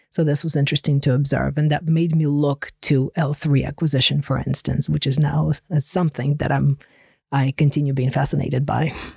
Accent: Ukraine; English is a second language; now in Connecticut, United States; I grew up in Ukraine

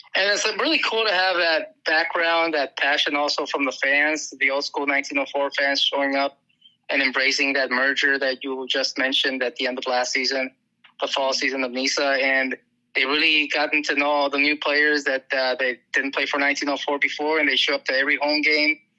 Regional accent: Tijuana, Baja California, Mexico; moved away as an adult; also born or lived in Mexicali; now in San Diego, United States; I grew up in Mexico, actually. I was born in Mexicali, grew up in TJ.

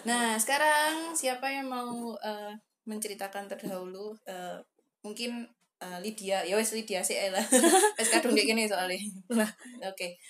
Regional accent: Banten, Indonesia; aku orang Banten.

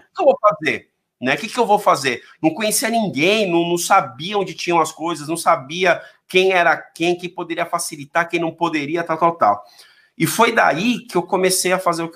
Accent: São Paulo, Brazil; Eu sou daqui, eu sou da, aqui é de São Paulo aqui, não sei se conhece a Zona Leste, mas são aqueles moleque folgado da Zona Leste

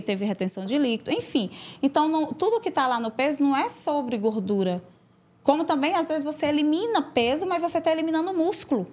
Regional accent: São João do Piauí, Piauí, Brazil; moved away; numa cidade pequena, lá onde eu nasci, e em São João do Piauí

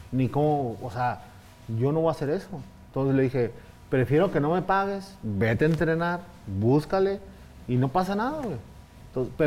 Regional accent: Mexico City, Mexico; moved away; Pues ya viviendo de, planta, que vine del DF.

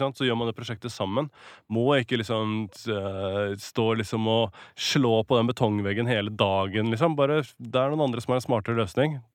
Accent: Norway; accent: Norwenglish; I'm from Norway

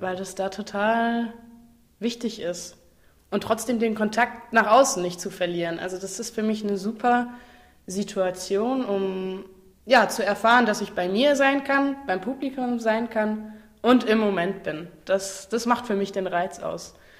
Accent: Fitten, Saarland, Germany; now in Freiburg, Germany; Ich komme ursprünglich aus dem Saarland, aus einem ganz kleinen Kaff namens Fitten, direkt neben Ballern

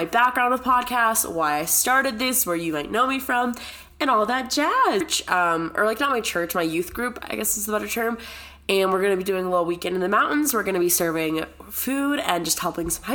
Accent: San Diego, California, United States; moved away as an adult; also born or lived in Connecticut; now in Boulder, United States; I consider San Diego my home just because I grew up there

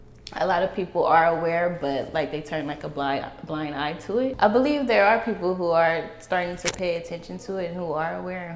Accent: San Francisco, California, United States; As a native growing up in San Francisco, I would say like I was raised in the Bayview district of San Francisco

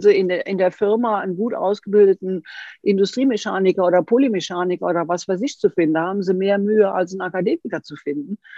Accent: Switzerland; Bei uns in der Schweiz

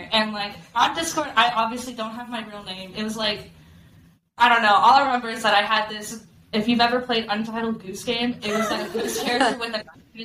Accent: Arizona, United States; I am a Arizona born and raised. I'm from Arizona.

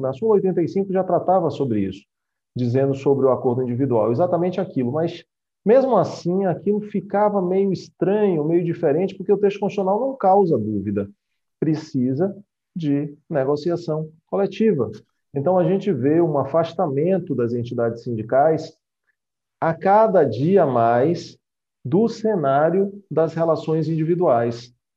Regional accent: Bahia, Brazil; somos baianos

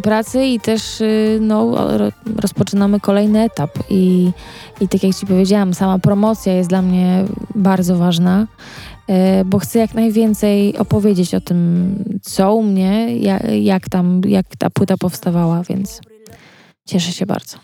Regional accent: Wyszków, Masovian Voivodeship, Poland; ja pochodzę z Wyszkowa yy, i Wyszków jest pod Warszawą

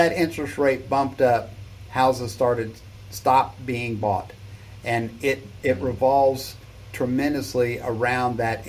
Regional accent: South Texas, United States; I'm from Texas, right? South Texas. We don't have basements here

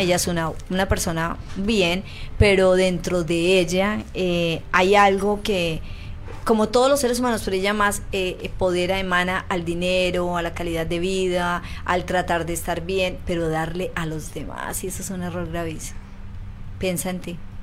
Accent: Colombia; now in Chile; en mi país, en Colombia, se llama jabón rey

